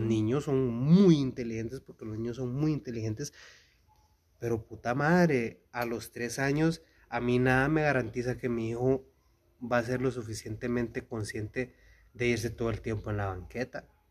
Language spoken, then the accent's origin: Spanish; Guatemala; nos define como chapines? Como cultura chapina